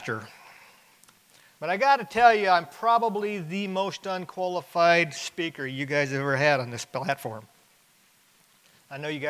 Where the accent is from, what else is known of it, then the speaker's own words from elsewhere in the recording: Alaska, United States; I grew up in Alaska.